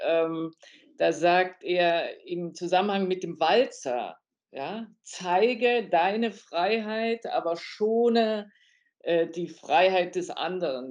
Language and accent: German; Germany; wir als Deutsche